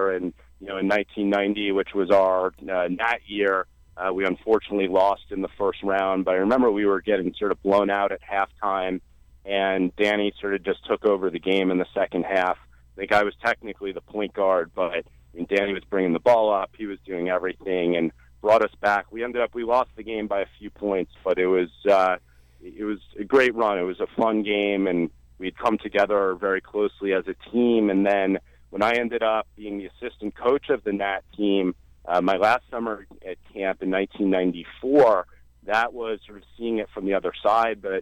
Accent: New York City, New York, United States; basketball was a passion in growing up in New York City.

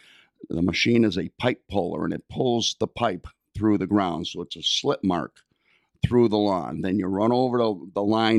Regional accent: Springfield, Massachusetts, United States; Well, I grew up in Springfield. I was seventh of nine kids. I graduated from Cathedral High School and then went on to graduate from AIC.

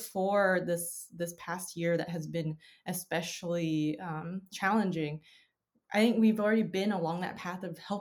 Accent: Westminster, California, United States; we grew up in Little Saigon

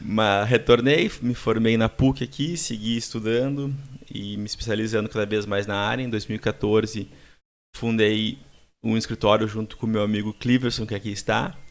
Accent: Passo Fundo, Rio Grande do Sul, Brazil; moved away as an adult; also born or lived in Dublin, Ireland; now in Porto Alegre, Brazil; moro há cerca de 15 anos aqui em Porto Alegre, sou nascido de Passo Fundo, em 2006 vim para cá fazer faculdade.

